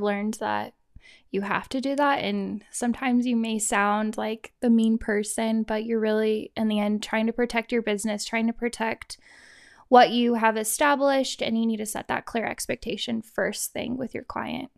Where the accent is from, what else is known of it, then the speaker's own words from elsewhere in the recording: Kansas, United States; moved away as an adult; also born or lived in Idaho; now in Utah, United States; I am originally from Kansas, and I was born and raised there. When I was eighteen, I moved to Idaho.